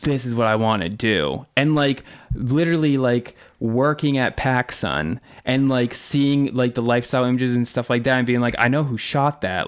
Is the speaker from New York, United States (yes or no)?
no; North Attleboro, Massachusetts, United States; I grew up in North Attleboro, Massachusetts, which is about 45 minutes south of Boston